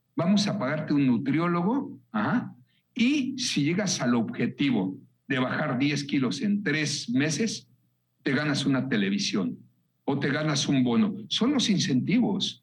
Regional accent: Mexico; Hablo como mexicano

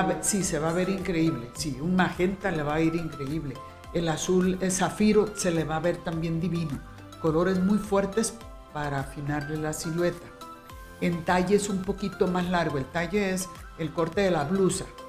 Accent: Guamúchil, Sinaloa, Mexico; now in Guadalajara, Mexico; de aquellos años de Guamúchil, Sinaloa, de donde soy yo

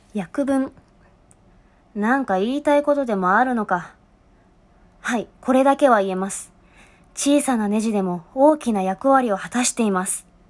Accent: Japan; 純日本人で声優の卵

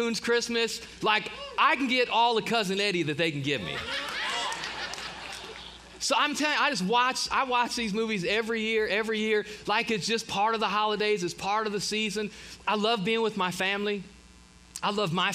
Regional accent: Ohio, United States; moved away; We typically get to go north back. I'm from Ohio. Typically get to go home for the holidays

